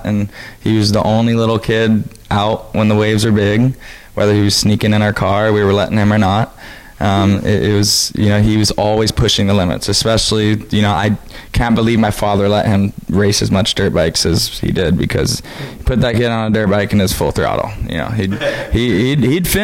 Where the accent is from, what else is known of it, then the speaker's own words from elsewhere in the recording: Maui, Hawaii, United States; my hometown, places I've seen my whole life